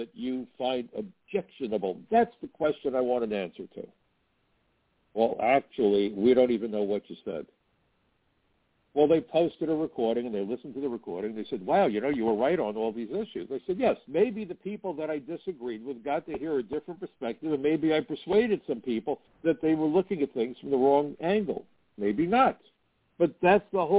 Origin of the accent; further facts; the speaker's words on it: United States; I'm American